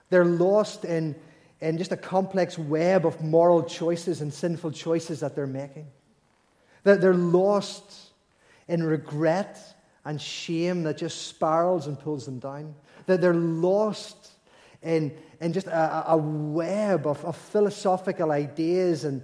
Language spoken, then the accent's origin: English; Belfast, Northern Ireland, United Kingdom; like we, you know, we all know we're from Belfast, we all know that the ship set sail